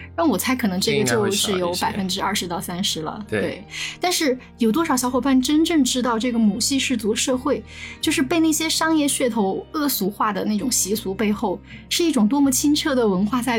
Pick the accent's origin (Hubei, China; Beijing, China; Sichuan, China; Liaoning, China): Sichuan, China; 作为四川人，